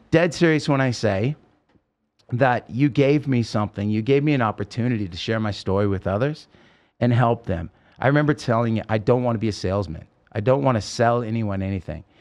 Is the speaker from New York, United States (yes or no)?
no; Oregon, United States; now in Las Vegas, United States; I grew up in Oregon and it's beautiful